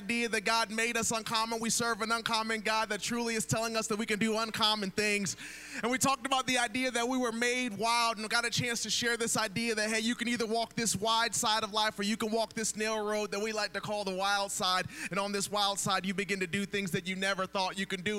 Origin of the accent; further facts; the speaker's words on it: Akron, Ohio, United States; now in Atlanta, United States; I was born and raised in Akron, Ohio